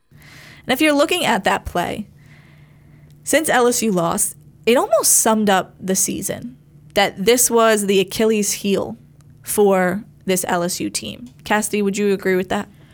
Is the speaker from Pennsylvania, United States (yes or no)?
no; New Jersey, United States; I am from New Jersey